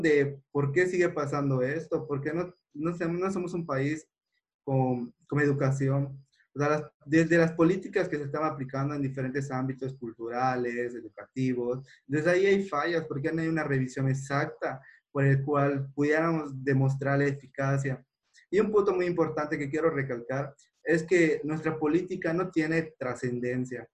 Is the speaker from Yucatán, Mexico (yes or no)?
yes; a town near Mérida, Yucatán, Mexico; mi persona que nace en un pueblo y no vengo de una familia adinerada